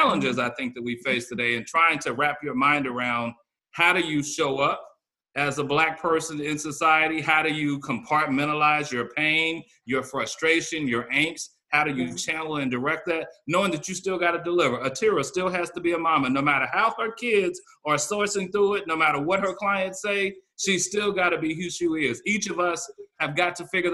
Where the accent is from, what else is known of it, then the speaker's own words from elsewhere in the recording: North Carolina, United States; now in Minneapolis, United States; I'm from North Carolina originally.